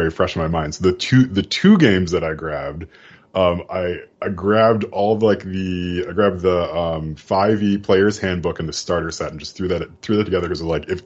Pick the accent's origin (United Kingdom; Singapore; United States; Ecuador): United States; Midwest; I have lived in flat Midwest, you know, my entire life.